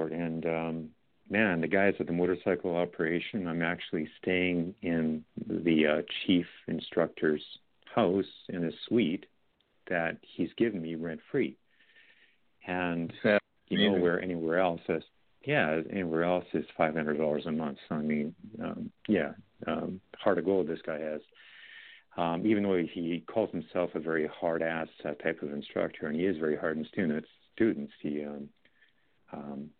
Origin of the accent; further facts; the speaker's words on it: Canada; also born or lived in Edmonton; I'm from Canada here